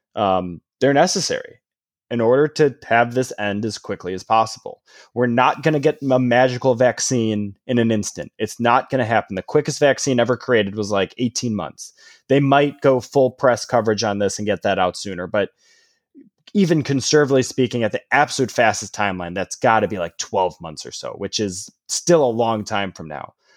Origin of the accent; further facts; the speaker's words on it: Illinois, United States; growing up in Illinois